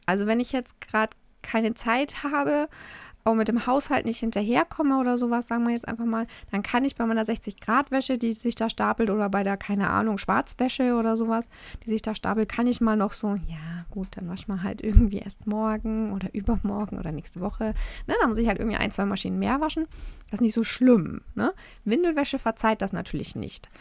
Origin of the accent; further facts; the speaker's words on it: Germany; bei uns in Deutschland